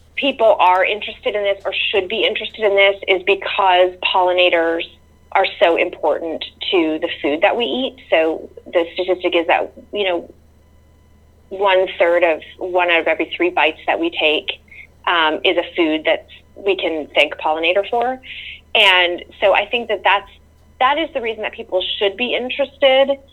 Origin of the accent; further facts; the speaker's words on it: near Toronto, Ontario, Canada; also born or lived in rural North Carolina; now in North Carolina, United States; I grew up near Toronto, Canada, um, in a suburb where all the houses looked the same